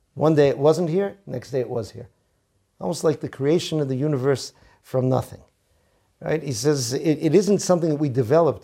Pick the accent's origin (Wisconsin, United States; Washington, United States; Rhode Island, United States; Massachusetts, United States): Massachusetts, United States; Boston; now in Israel; He asked me where I was from. I said, "From Boston."